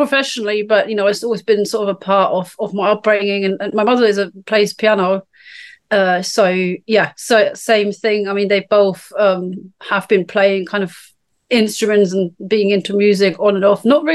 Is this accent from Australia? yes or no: no; Germany; moved away as an adult; now in United Kingdom; I'm from Germany.